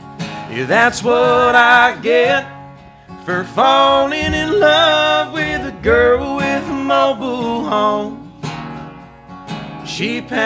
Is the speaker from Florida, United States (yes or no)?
yes; Polk City, Florida, United States; also born or lived in Norway; the trailer park I grew up in Polk City, Florida